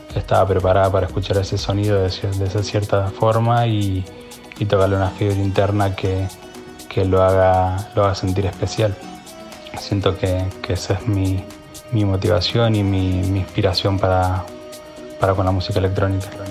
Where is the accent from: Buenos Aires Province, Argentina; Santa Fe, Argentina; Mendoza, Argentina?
Mendoza, Argentina; soy oriundo de Mendoza